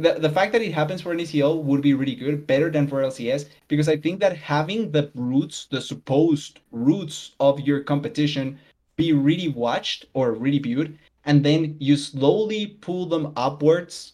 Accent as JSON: {"language": "English", "country": "Colombia", "said": "I'm South American. I'm Colombian."}